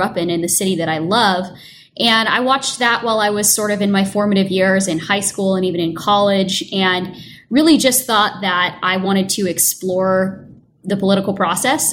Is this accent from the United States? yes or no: yes; Portland, Oregon, United States; I grew up in Portland, Oregon